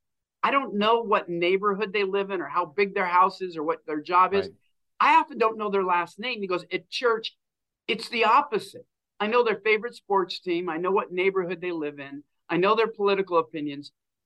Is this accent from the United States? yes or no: yes; Pacific Northwest, United States; We came from the Pacific Northwest where there wasn't anything like that.